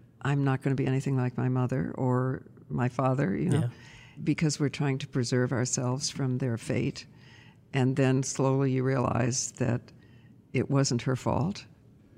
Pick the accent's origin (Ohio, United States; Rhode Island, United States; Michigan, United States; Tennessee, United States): Ohio, United States; Toledo; I was born in Toledo, Ohio.